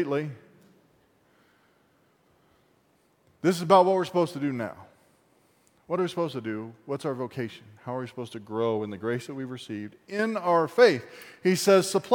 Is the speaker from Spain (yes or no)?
no; Appalachia, United States; I'm an Appalachian American of German, French, and redneck